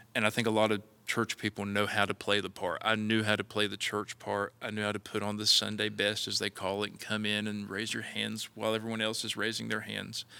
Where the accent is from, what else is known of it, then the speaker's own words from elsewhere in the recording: Mullins, South Carolina, United States; growing up in Mullins was Uh, it, I loved it. It was a small, small town